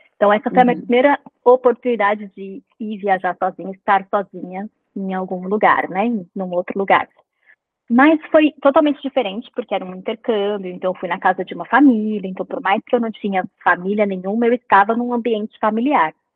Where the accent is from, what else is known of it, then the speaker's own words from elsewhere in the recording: São Paulo, Brazil; moved away as an adult; now in Vancouver, Canada; eu sou nascida e criada em São Paulo, mas eu moro em Vancouver, no Canadá, há oito anos já.